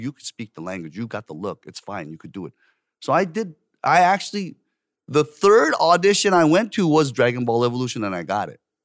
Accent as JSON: {"language": "English", "area": "Orange County", "region": "California", "country": "United States", "tie": "born or raised there", "also_born_or_lived": "Korea", "moved": "as an adult", "lives_now": "South Korea", "said": "I grew up in Orange County, and in Orange County is vastly white population"}